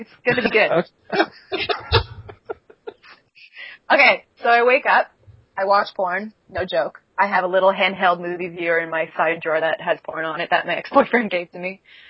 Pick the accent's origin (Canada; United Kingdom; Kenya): United Kingdom; England; because I am English